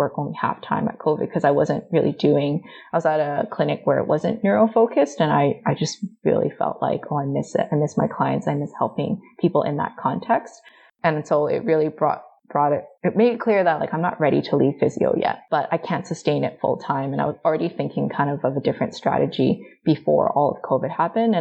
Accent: Vancouver, British Columbia, Canada; I was lucky growing up in Vancouver that I've never really experienced overt racism

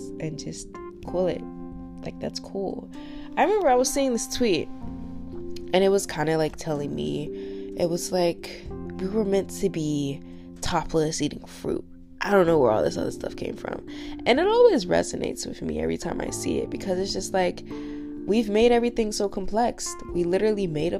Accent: United States; I am an American

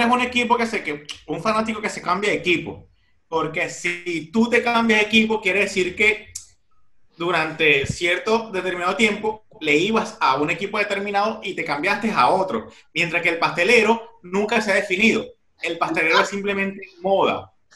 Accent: Venezuela; now in Barcelona, Spain; cuando vivía en Venezuela

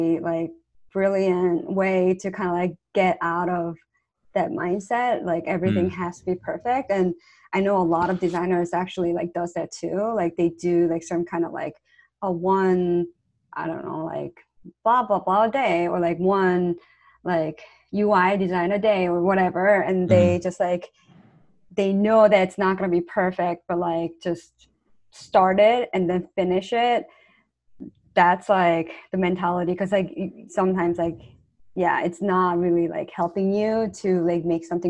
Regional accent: South Korea; English is a second language; moved away as an adult; So I'm not from here. I'm actually from South Korea.

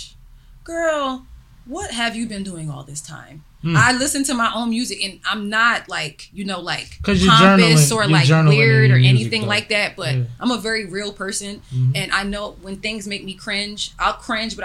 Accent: New York, United States; I was born in New York

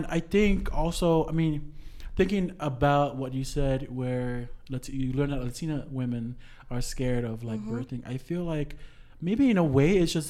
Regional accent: Samoa; moved away; growing up in Samoa

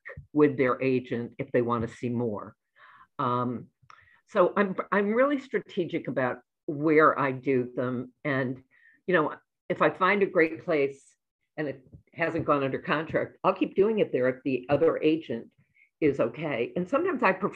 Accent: New England, United States; moved away as an adult; now in Chicago, United States; I grew up in New England. My whole life was New England. And then I moved to Chicago when I got married

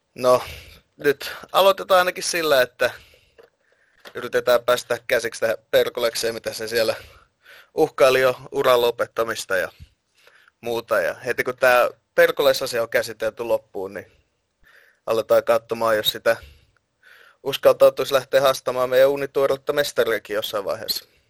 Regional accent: Finland; olen Suomesta

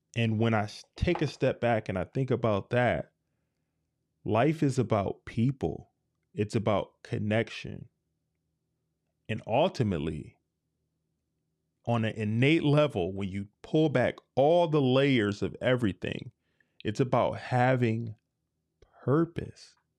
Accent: United States; I love being an American

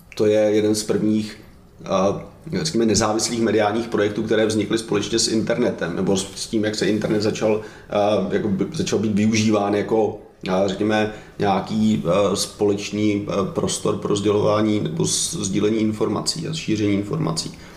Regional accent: Czechia; já jsem v České republice jsem Evropan, ale všude jinde jsem Čech, a jsem na to hrdý

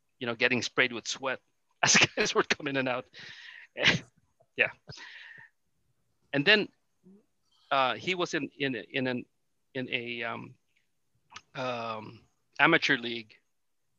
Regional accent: Manila, Metro Manila, Philippines; I grew up in Manila

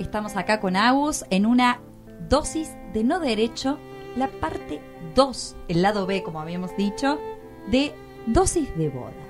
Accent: Córdoba, Argentina; moved away; como yo soy cordobesa

